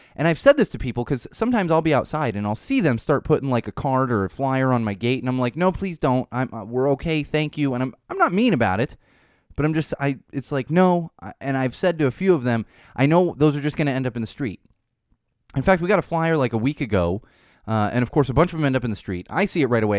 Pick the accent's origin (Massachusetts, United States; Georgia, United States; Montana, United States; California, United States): California, United States; San Diego; also born or lived in Miami, Florida; now in Los Angeles, United States; I grew up in San Diego, spent my youth in San Diego